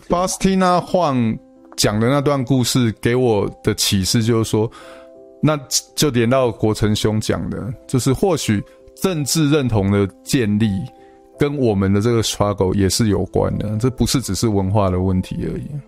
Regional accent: Tainan, Taiwan; moved away as an adult; now in United States; 我是台南人

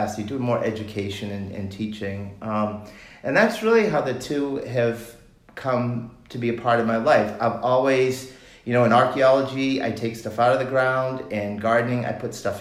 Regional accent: Cape Cod, Massachusetts, United States; I grew up on the Cape

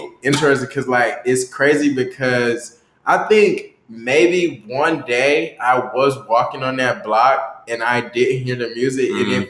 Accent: the South, United States; now in Washington, United States; DC was a culture shock to me because I'm from the South.

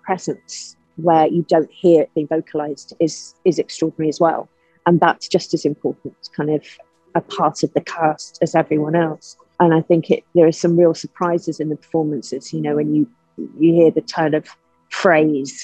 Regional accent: Liverpool, North West England, United Kingdom; I'm from Liverpool.

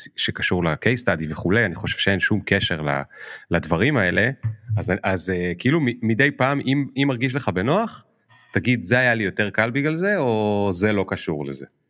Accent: Krayot, Haifa District, Israel; אני גדלתי בקריות

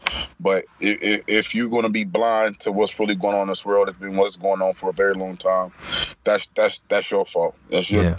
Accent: Topeka, Kansas, United States; We moved to Topeka, Kansas

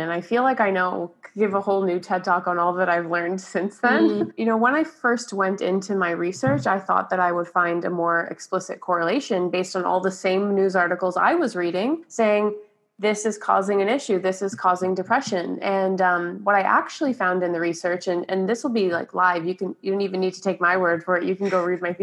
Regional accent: Brampton, Ontario, Canada; I was born and raised in Brampton

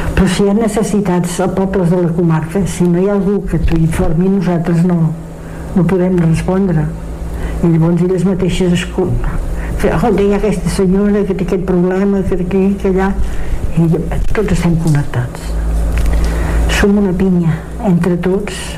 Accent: Osona, Catalonia, Spain; la comarca d'Osona és molt solidària, no n'hi ha gaires com la nostra

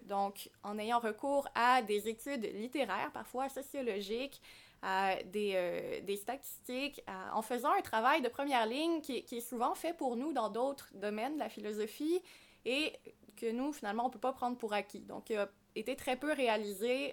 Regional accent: Quebec, Canada; ici, chez nous au Québec

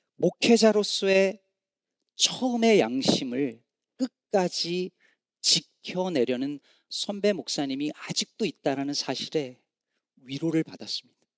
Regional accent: Chungcheong, South Korea; now in Chicago, United States; 저는 충청도 사람이라 이게 억양이 잘 안 나오지만

